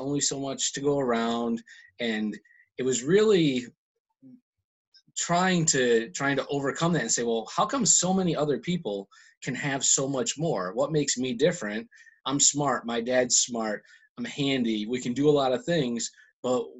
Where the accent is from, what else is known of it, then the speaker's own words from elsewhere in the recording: Michigan, United States; moved away as an adult; also born or lived in Detroit area, Michigan; now in New Jersey, United States; I was born and raised in Michigan, kind of a rural area, and went to college in the Detroit area